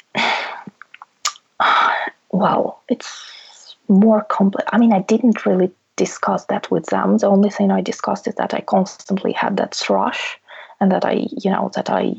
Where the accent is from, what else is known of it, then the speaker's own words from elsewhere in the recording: Russia; now in United Kingdom; I can always go back to my home country